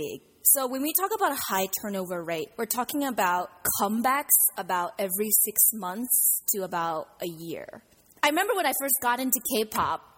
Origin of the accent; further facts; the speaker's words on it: United States; we're both from America, B